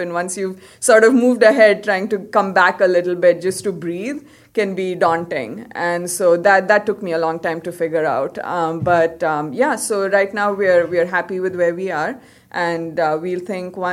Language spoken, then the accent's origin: English; Karnataka, India; moved away; I'm from Karnataka, so I speak Kannada. I had to learn it in school, reading, writing